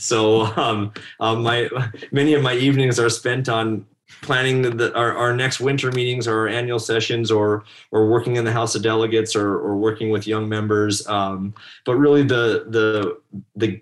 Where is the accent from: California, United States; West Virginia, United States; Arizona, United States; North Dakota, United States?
North Dakota, United States; I was one of those guys who if you're born and raised in North Dakota, most people stay here